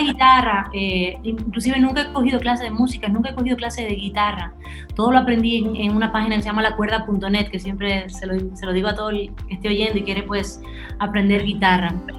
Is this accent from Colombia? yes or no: no; Dominican Republic; accent: Spanish; Yo nací aquí en República Dominicana y la verdad es que me considero muy dominicana